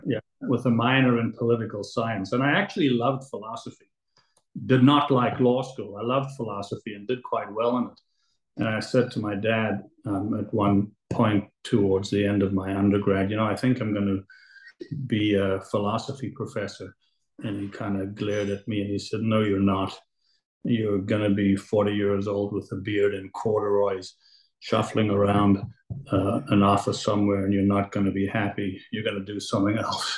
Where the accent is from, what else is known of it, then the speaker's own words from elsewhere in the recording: Johannesburg, Gauteng, South Africa; now in Toronto, Canada; I was born in Johannesburg, South Africa. And my family came to Toronto in the late 70s.